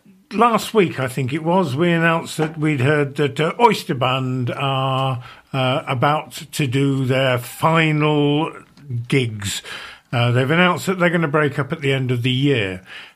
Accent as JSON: {"language": "English", "town": "Leicester", "region": "East Midlands", "country": "United Kingdom", "tie": "born or raised there", "moved": "yes", "said": "my hometown of Leicester"}